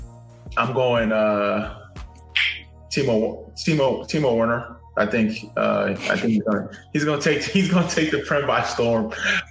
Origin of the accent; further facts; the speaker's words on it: United States; as an American